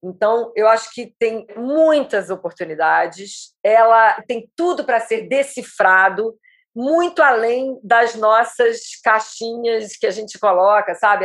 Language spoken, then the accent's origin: Portuguese; Rio de Janeiro, Brazil; moved away as an adult; now in Acre, Brazil; Eu nasci e me criei aqui, nessas praias aqui de Leblon, Copacabana.